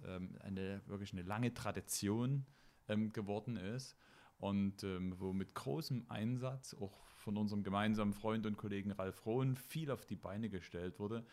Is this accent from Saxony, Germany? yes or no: yes; Meissen, Saxony, Germany; Ich habe ja meine Kindheit in Meißen verbracht.